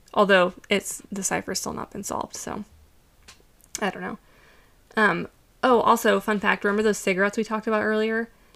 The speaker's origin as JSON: {"language": "English", "country": "United States", "said": "as an American"}